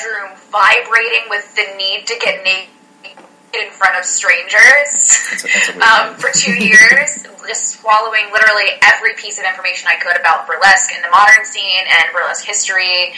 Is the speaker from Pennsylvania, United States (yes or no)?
yes; Pennsylvania, United States; also born or lived in Detroit; We're both from Pennsylvania.